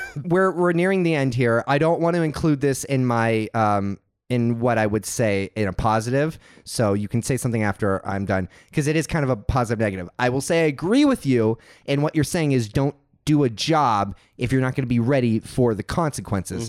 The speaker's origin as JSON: {"language": "English", "region": "Texas", "country": "United States", "tie": "born or raised there", "moved": "yes", "lives_now": "California, United States", "said": "I grew up in Texas, and I went to a church"}